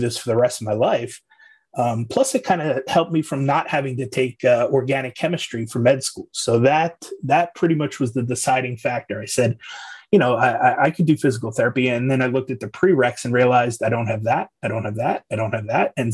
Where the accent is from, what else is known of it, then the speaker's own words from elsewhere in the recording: Islip, New York, United States; moved away; also born or lived in North Carolina; I'm from Islip, New York, originally out on Long Island there. Moved around a bunch in between